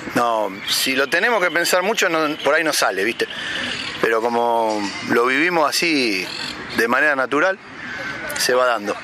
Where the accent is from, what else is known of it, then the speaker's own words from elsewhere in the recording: Buenos Aires, Argentina; also born or lived in Liniers, Buenos Aires; Yo soy fanático acá de Flores, ¿viste? Por ejemplo. Es el barrio por el que anduve siempre. Vivo en Linier